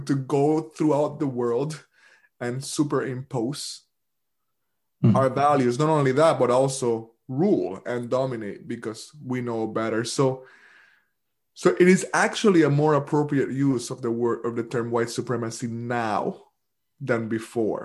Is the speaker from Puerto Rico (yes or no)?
yes; Puerto Rico; now in United States; I'm not only from the Caribbean, I'm from Puerto Rico. And Puerto Rico is a formal and actual colony of the United States right now. So I grew up as a colonial subject.